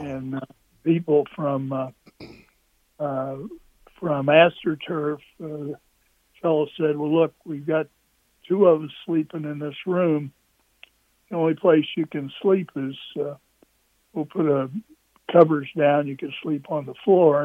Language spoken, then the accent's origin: English; Charleston, West Virginia, United States; moved away as an adult; also born or lived in New Jersey / Stanford, California / Nebraska; I went to Stonewall Jackson High School in Charleston, West Virginia